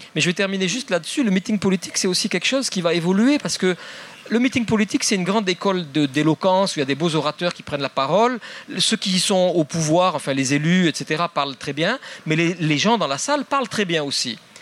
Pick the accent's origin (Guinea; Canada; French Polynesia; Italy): French Polynesia; Moi, quand j'étais jeune, à Tahiti